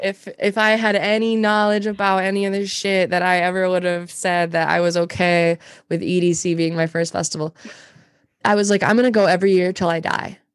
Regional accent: Montana, United States; moved away as an adult; also born or lived in Alaska; now in Minneapolis, United States; I'm from Montana originally. I moved here when I was well, I moved from Montana to Alaska when I was 19

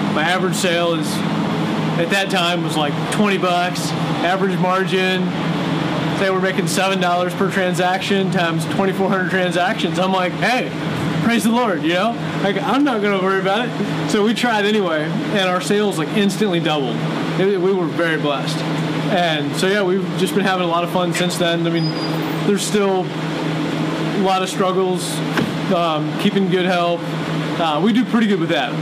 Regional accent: Virginia, United States; born or raised there; moved away as an adult; now in Lancaster, Missouri, United States

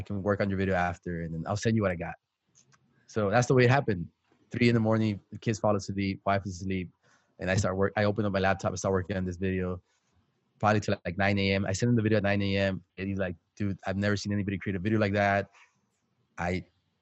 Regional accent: South Texas, United States; I'm from South Texas.

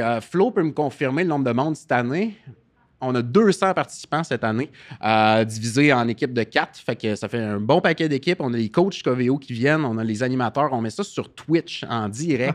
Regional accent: Gaspésie, Quebec, Canada; moved away; also born or lived in Rimouski; Je suis euh, gaspésien à la base

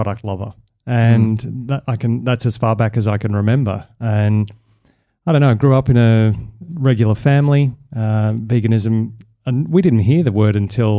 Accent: Melbourne, Victoria, Australia; Melbourne, Australia.

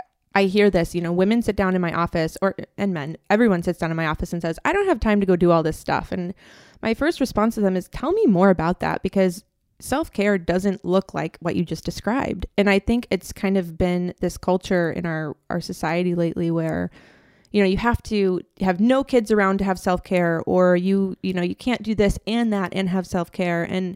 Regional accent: Minnesota, United States; moved away; I'm actually from Minnesota.

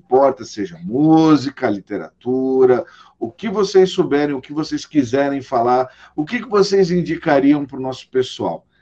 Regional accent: São Paulo, Brazil; Agora deu até saudade já de São Paulo. ó, beijo, cidade da garoa, minha terra.

